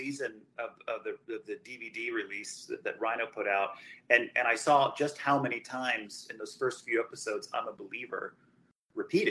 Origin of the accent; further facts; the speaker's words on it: St. Louis, Missouri, United States; now in Houston, United States; I grew up in St. Louis